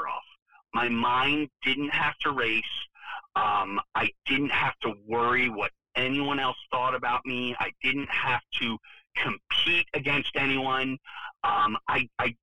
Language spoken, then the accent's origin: English; Main Line, Pennsylvania, United States; also born or lived in Delaware County, Pennsylvania; I grew up on the Main Line.